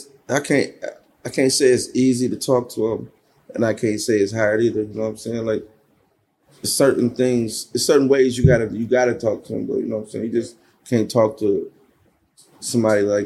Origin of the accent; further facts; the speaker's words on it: Buffalo, New York, United States; What was it like growing up in Buffalo for you? Buffalo was wild.